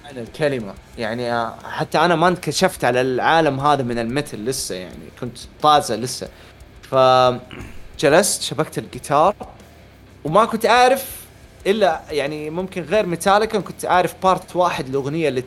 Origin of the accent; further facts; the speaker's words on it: Hejaz, Saudi Arabia; وانا حجازي ابيضاني